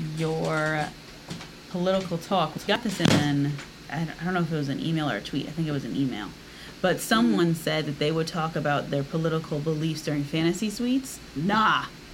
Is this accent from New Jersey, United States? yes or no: yes; New Jersey, United States; it was hard to say I'm from New Jersey because people didn't know what it was abroad.